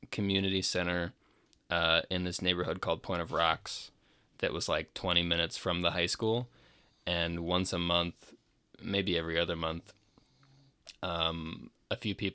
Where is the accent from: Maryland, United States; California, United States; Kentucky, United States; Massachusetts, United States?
Maryland, United States; he ended up getting offered a new position back closer to where we grew up in Maryland.